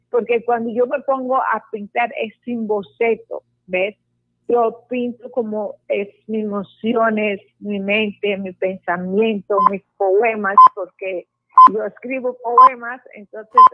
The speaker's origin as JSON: {"language": "Spanish", "country": "Lebanon", "moved": "yes", "lives_now": "Puerto Colombia, Colombia"}